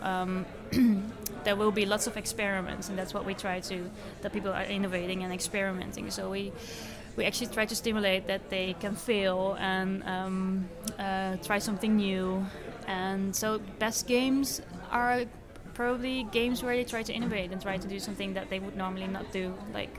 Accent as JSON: {"language": "English", "country": "Netherlands", "said": "I'm from the Netherlands"}